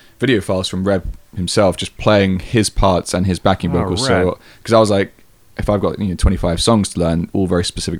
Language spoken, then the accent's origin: English; England, United Kingdom; moved away; I was from England